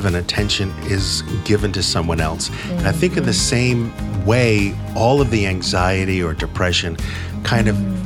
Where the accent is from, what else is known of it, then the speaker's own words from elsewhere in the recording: New England, United States; I'm from New England